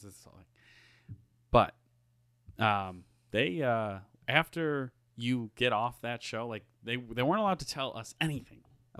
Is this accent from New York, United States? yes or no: yes; Buffalo, New York, United States; from Buffalo.